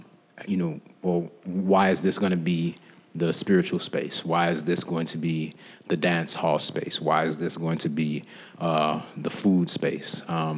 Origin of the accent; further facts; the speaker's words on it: Chicago, Illinois, United States; being born and raised in Chicago